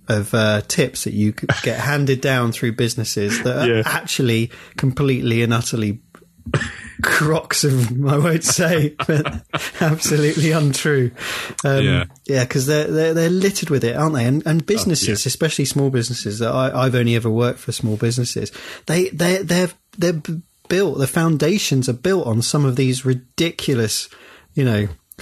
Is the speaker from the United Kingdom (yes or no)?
yes; Windsor, South East England, United Kingdom; I was brought up in Windsor